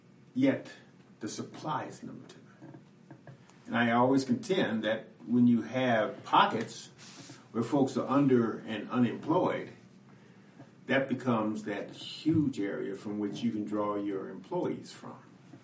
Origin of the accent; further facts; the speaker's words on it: Los Angeles, California, United States; because I am from Los Angeles, I understand